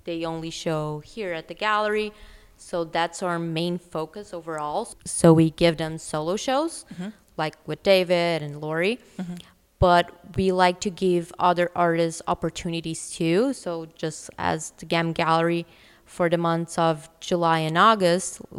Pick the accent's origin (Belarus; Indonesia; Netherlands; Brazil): Brazil; moved away as an adult; also born or lived in New York / Los Angeles; now in Vancouver, Canada; I'm originally from Brazil